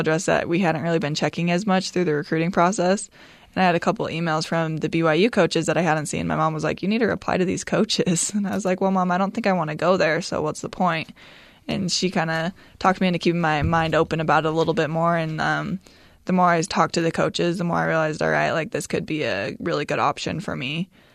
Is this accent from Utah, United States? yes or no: yes; Utah, United States; growing up in Utah